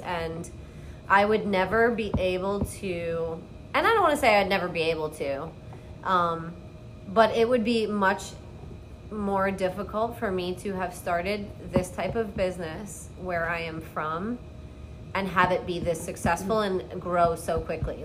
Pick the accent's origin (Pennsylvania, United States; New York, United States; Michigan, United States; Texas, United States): New York, United States; Long Island; moved away as an adult; now in Key West, United States; I'm from Long Island, New York